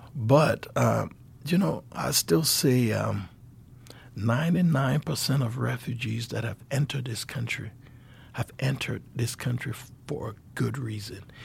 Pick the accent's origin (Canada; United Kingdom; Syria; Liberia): Liberia; moved away as an adult; now in Helena, United States